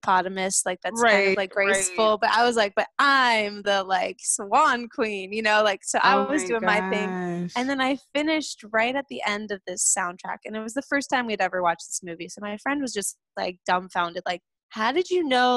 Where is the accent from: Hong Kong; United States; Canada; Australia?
United States; South Lake Tahoe, California; I grew up in South Lake Tahoe, California